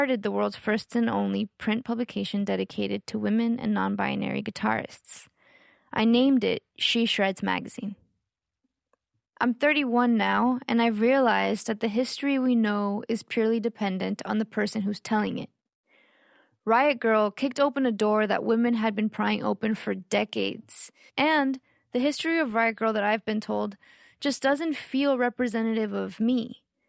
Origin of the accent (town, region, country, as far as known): Austin, Texas, United States; born or raised there; also born or lived in Mexico / McAllen, Texas